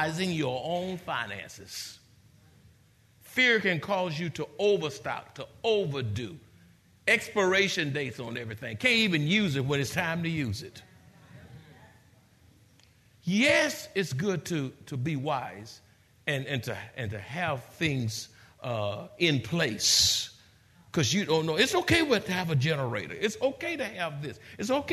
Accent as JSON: {"language": "English", "town": "San Antonio", "region": "Texas", "country": "United States", "said": "we're from the Alamo City."}